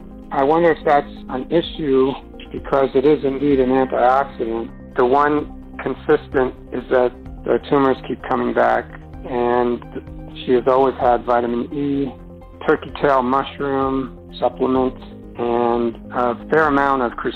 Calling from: Albuquerque, New Mexico, United States; I'm calling from Albuquerque, New Mexico.

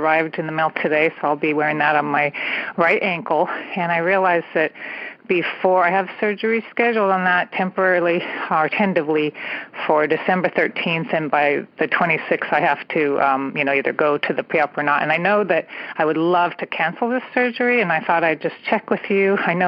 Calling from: California, United States; I'm calling from the San Francisco Bay Area.

